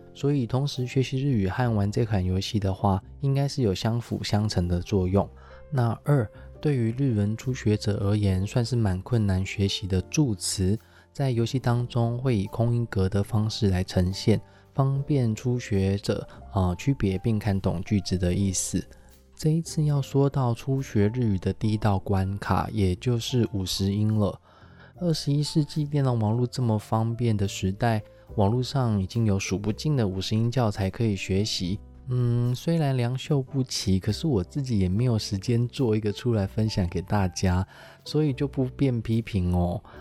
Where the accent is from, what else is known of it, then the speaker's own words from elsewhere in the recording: Taiwan; 日文现在有很多字，我们在台湾也是使用得很习惯了